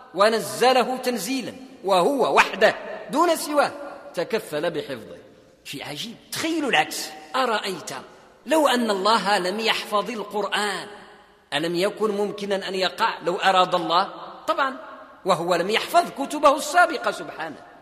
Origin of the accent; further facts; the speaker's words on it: Morocco; عندنا في المغرب